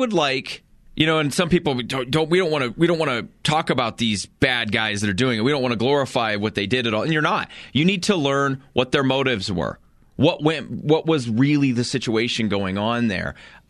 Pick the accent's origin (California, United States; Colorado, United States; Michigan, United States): Colorado, United States; I look at some of the situations I've seen in my life, you know, just growing up in Eastern Colorado.